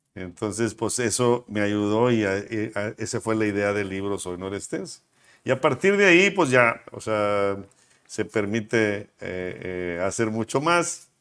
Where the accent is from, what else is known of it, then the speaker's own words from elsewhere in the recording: Monterrey, Nuevo León, Mexico; nací aquí en Monterrey, con mis papás también nacidos en Monterrey